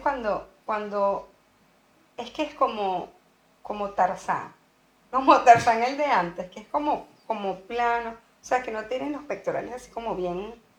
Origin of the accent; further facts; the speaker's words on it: Venezuela; also born or lived in Costa Rica; now in Sweden; nosotros somos venezolanos